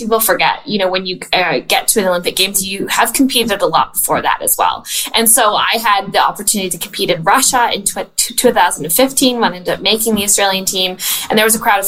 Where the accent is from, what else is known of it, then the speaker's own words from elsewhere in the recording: Canada; I was born and raised in Canada.